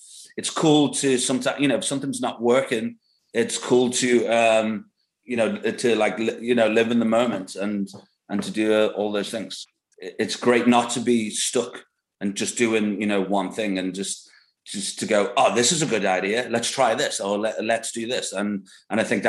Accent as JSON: {"language": "English", "region": "England", "country": "United Kingdom", "tie": "born or raised there", "said": "growing up in England"}